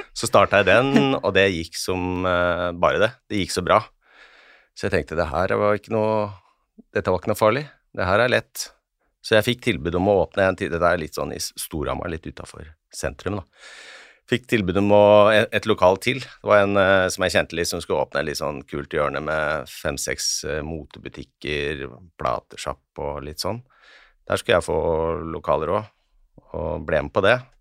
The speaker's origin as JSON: {"language": "Norwegian", "area": "Hedmarken", "region": "Innlandet", "country": "Norway", "said": "Jeg er fra Hedmarken"}